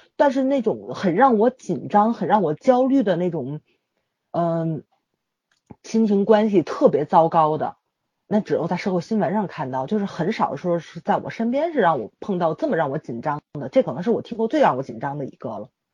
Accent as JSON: {"language": "Chinese", "region": "Tianjin", "country": "China", "said": "我们天津人不喜欢出我们这个城市"}